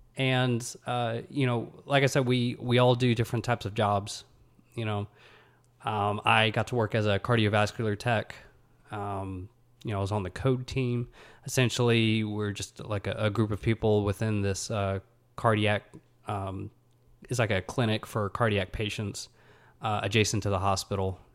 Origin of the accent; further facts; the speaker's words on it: Huntsville, Alabama, United States; I'm from Huntsville, Alabama. You know, I'm an Alabama kid